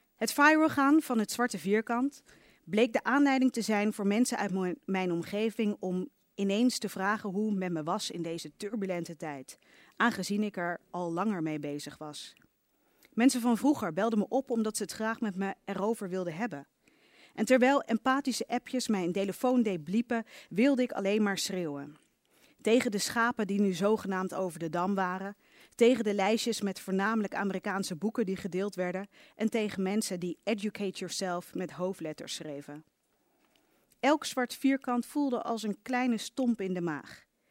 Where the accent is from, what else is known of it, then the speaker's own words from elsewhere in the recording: Leiden, South Holland, Netherlands; in Leiden, waar ik ben opgegroeid